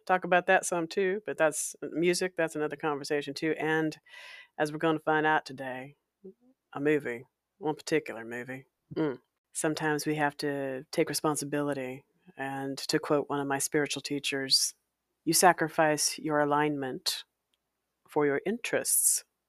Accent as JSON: {"language": "English", "town": "Walla Walla", "region": "Washington", "country": "United States", "tie": "born or raised there", "said": "my hometown of Walla Walla, Washington"}